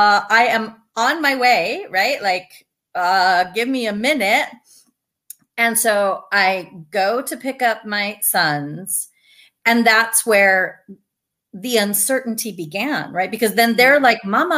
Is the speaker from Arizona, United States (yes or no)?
yes; Douglas, Arizona, United States; now in Tucson, United States; Originally from Douglas, small town. I am so glad and grateful to have grown up there